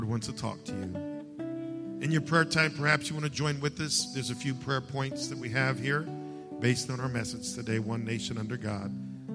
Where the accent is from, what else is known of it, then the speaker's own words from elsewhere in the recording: United States; I'm an American and I'm a Christian